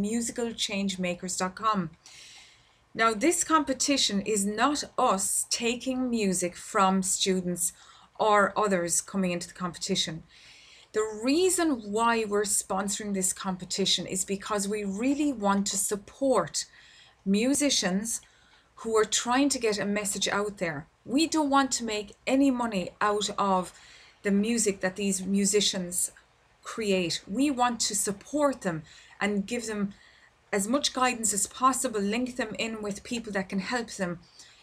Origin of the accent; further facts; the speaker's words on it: Ireland; here in my home country in Ireland